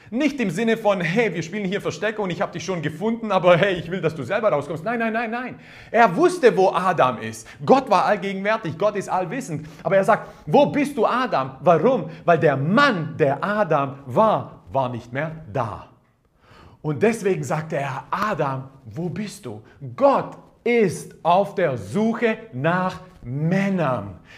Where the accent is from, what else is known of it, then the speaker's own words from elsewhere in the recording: Croatia; Ja, ich bin Kroate, ich bin ein bisschen anders aufgewachsen.